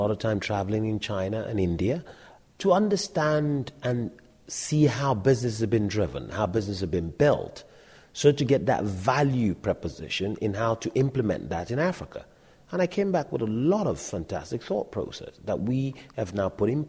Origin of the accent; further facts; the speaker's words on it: United Kingdom; It's the British. You know, we're British ourselves